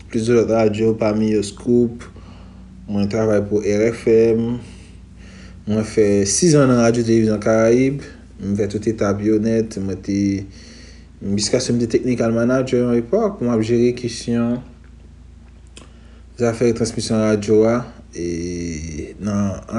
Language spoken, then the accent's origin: Haitian Creole; Haiti; also born or lived in Pétion-Ville; pe Petionville, mwen leve Goumarin. Goumarin se yon toaziyem seksyon komi nan lanka varan, se yon deyo. Mwen konside tepman kon mwen egan deyo.